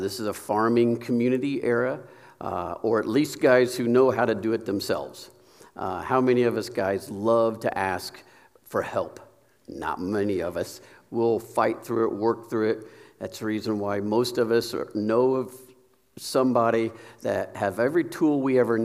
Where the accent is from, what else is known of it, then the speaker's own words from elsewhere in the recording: Sharpsville, Indiana, United States; also born or lived in Kokomo; I grew up in Sharpsville, but I tipped in Kokomo area. I grew up in this area. Graduated from Tri-Central.